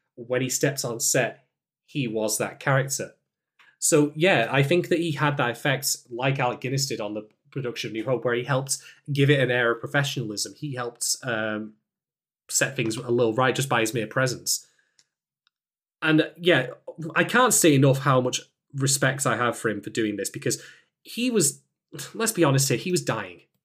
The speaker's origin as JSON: {"language": "English", "country": "United Kingdom", "said": "as a British man"}